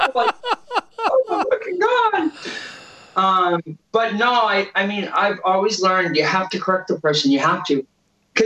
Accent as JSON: {"language": "English", "town": "Boston", "region": "Massachusetts", "country": "United States", "accent": "Boston", "said": "the accent's real. I'm from Boston"}